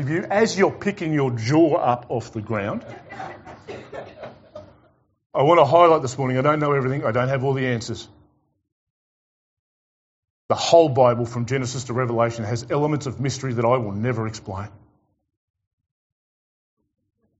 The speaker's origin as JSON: {"language": "English", "region": "Tasmania", "country": "Australia", "said": "I'm from Tassie"}